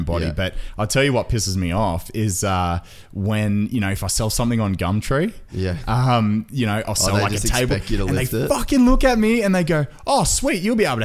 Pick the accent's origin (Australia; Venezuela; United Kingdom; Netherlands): Australia; I was born and raised here in Australia. My father's Maltese